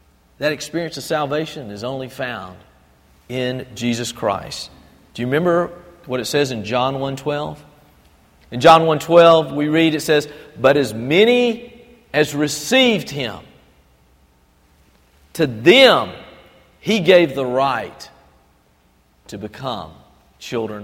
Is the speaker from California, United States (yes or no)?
no; Albany, Georgia, United States; also born or lived in Fort Benning / Panama Canal Zone; I grew up over in Albany and had lived there for many, many years.